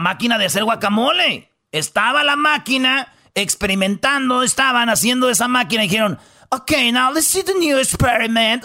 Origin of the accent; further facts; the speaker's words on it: Michoacán, Mexico; yo como michoacano, como mexicano